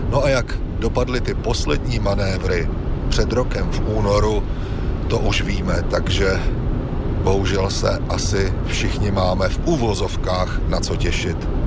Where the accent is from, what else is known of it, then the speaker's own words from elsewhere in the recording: Czechia; když jsem mu řekl, že jsem z Čech a že jsem novinář